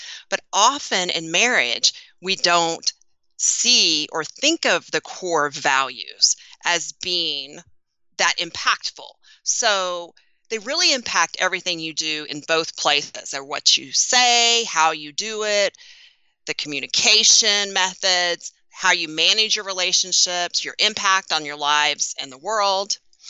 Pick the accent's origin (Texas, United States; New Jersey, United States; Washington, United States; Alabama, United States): Texas, United States; I feel like I should say howdy, Fire Nation, because I'm from Texas.